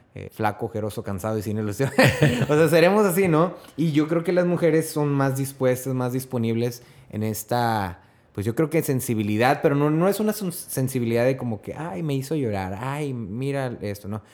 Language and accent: Spanish; Mexico; Siendo el país, de mi país natal